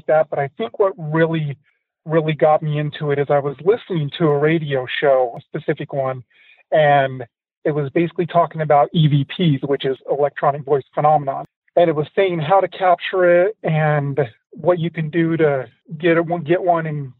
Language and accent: English; West Jordan, Utah, United States; I'm originally here from Salt Lake City, West Jordan, to be specific, in there in Utah.